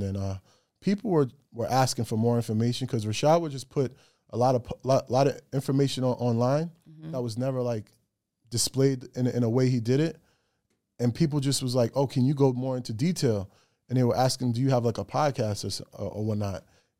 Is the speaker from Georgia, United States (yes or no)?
no; Greenburgh, New York, United States; moved away as an adult; now in Atlanta, United States; I'm from New York. Greenberg, New York is where I lay my head for 25 years. Now I moved to the A.